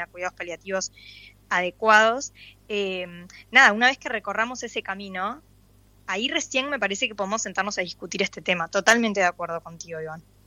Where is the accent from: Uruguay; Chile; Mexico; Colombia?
Uruguay; como uruguaya